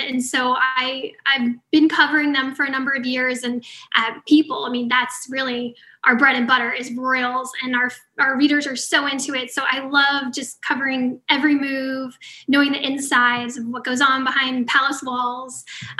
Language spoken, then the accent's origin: English; United States; from an American perspective